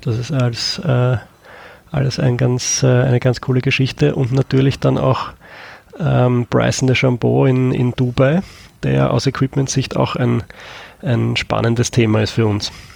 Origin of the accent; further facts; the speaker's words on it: Austria; bei uns in Österreich